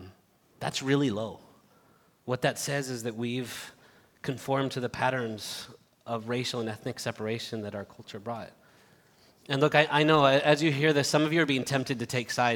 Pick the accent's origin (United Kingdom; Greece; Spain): Spain; Barcelona, Catalonia; also born or lived in United States / Madrid; I was born here in the United States, but grew up in Spain since I was seven, in the city of Barcelona, and then moved to Madrid.